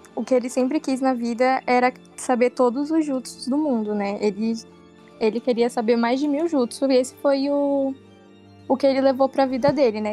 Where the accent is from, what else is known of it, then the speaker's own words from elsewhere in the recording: Ribeirão Pires, São Paulo, Brazil; eu sou de Ribeirão Pires